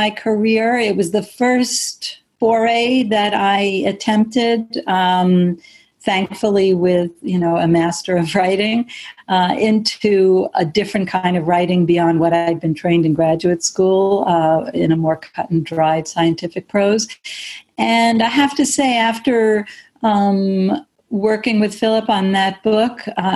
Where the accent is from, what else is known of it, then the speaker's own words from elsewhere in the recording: United States; having been raised as an American Jew myself